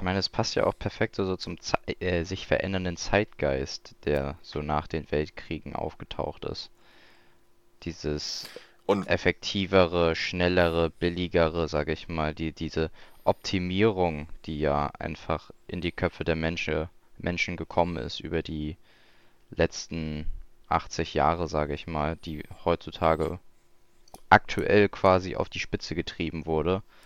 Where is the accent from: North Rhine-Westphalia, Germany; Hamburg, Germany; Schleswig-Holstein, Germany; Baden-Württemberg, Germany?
Hamburg, Germany; als Hamburger